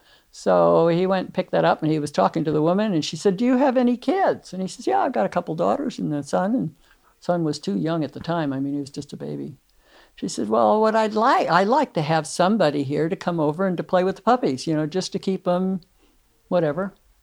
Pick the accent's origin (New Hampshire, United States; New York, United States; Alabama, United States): New York, United States; Long Island.